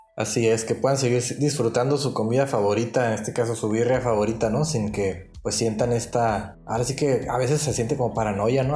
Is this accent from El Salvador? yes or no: no; Mexico; nosotros como mexicanos en Argentina